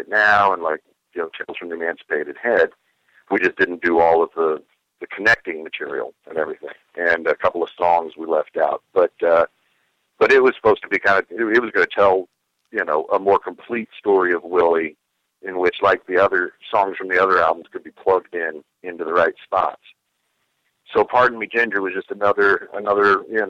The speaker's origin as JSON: {"language": "English", "region": "the South", "country": "United States", "tie": "born or raised there", "said": "growing up in the South."}